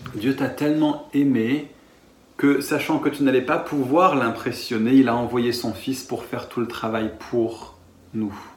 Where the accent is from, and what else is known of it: France